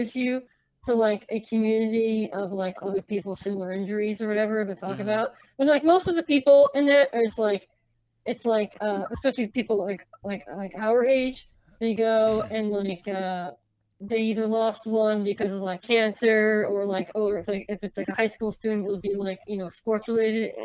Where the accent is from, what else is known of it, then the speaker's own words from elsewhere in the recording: United States; accent: American; I grew up here, so like I'm American. Like my family over living, like they have Lebanese accents, but like I have an American accent